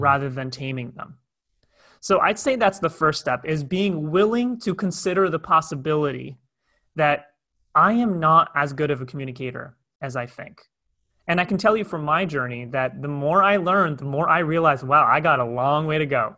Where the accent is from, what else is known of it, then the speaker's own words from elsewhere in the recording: Toronto, Ontario, Canada; moved away as an adult; now in Cape Town, South Africa; I'm originally from Toronto, Canada